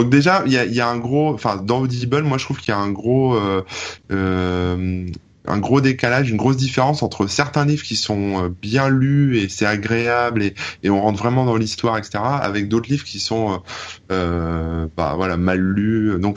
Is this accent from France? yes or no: yes; Hauts-de-France, France; accent: Ch'ti; Mais moi je suis pas je suis pas parisien. Moi j'ai un accent ch'ti à la base euh, du nord euh